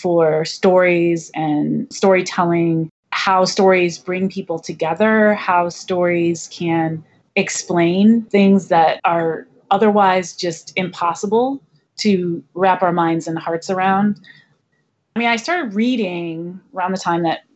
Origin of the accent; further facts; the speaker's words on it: Ann Arbor, Michigan, United States; I grew up in Ann Arbor, Michigan